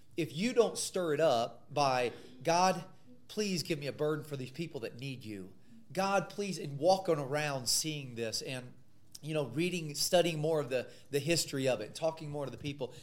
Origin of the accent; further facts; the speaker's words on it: Missouri, United States; I grew up in the Midwest in Missouri